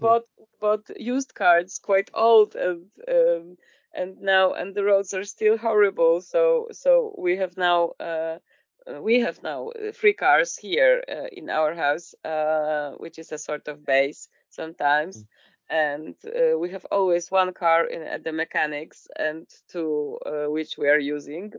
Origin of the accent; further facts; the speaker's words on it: Poland; I'm from Poland